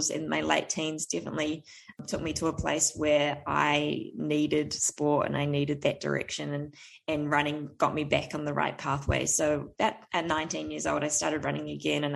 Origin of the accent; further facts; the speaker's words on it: Tauranga, Bay of Plenty, New Zealand; I am from New Zealand. I grew up in a little town called Tauranga